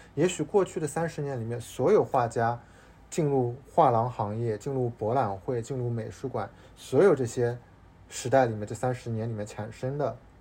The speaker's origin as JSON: {"language": "Chinese", "region": "Shanghai", "country": "China", "tie": "born or raised there", "moved": "yes", "lives_now": "Hong Kong, China", "said": "从小到大，作为上海人"}